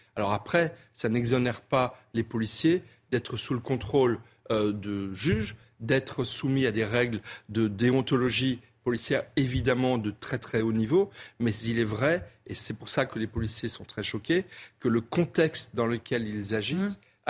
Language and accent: French; Wintzenheim, Grand Est, France; also born or lived in Colmar; je suis colmarien et j'ai grandi à Winsenheim en partie